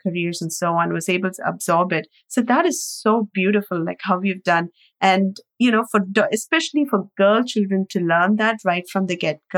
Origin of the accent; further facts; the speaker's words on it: India; Growing up in India